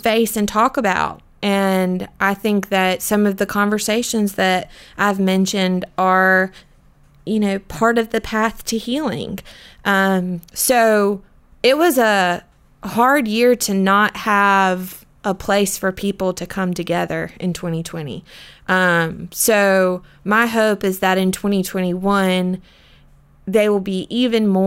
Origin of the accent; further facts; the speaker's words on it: Florence, South Carolina, United States; I am from Florence. So I grew up about 30 minutes away